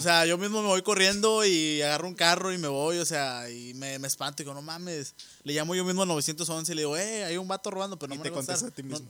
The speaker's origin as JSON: {"language": "Spanish", "country": "Mexico", "said": "somos inmunes los mexicanos"}